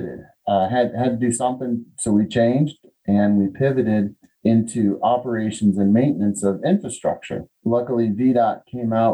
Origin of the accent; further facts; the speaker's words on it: Connecticut, United States; moved away as an adult; also born or lived in Chicago, Illinois / Indiana; now in Southwest Virginia, United States; I was born in Chicago. I grew up in Connecticut, adolescence in Connecticut